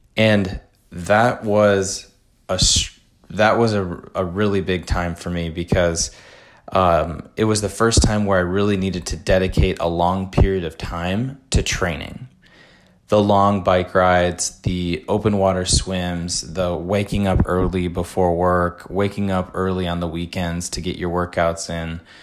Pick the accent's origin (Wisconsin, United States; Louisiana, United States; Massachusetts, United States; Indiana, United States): Wisconsin, United States; Madison; Madison, Wisconsin, which is my hometown